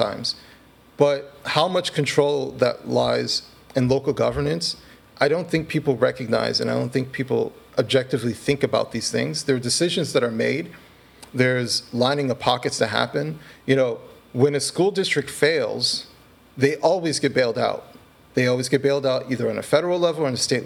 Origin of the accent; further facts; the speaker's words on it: Detroit, Michigan, United States; I was born in Detroit